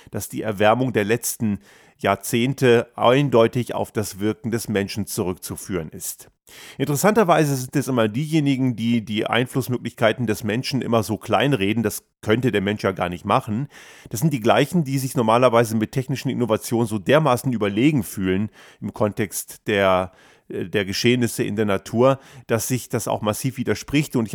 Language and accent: German; Göttingen, Lower Saxony, Germany; ich bin ja in Göttingen aufgewachsen